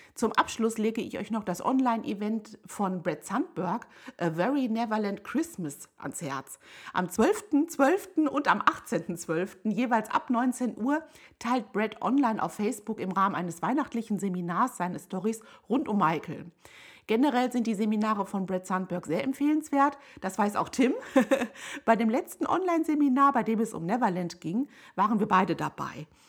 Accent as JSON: {"language": "German", "town": "Hagen", "region": "North Rhine-Westphalia", "country": "Germany", "tie": "born or raised there", "said": "In meiner Heimatstadt Hagen in Nordrhein-Westfalen"}